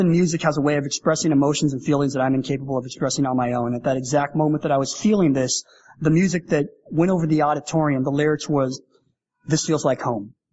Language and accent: English; Canada; And I love being Canadian. Like I honestly love being Canadian, and I love Toronto.